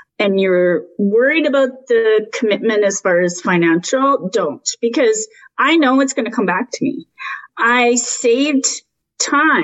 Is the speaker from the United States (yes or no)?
no; Canada; I'm Canadian